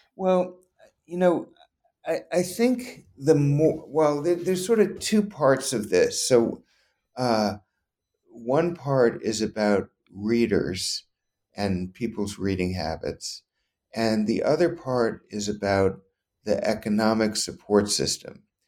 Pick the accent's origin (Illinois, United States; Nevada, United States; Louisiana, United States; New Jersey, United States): Louisiana, United States; New Orleans; moved away; I grew up in Louisiana